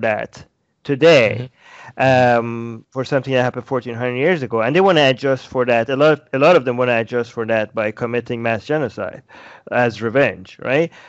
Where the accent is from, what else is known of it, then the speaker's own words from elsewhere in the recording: Iran; moved away; I was born in Iran